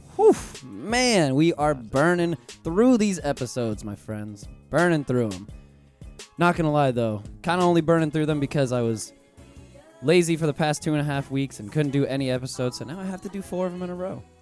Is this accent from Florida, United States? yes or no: yes; Pensacola, Florida, United States; also born or lived in Orlando, Florida; I'm originally from Pensacola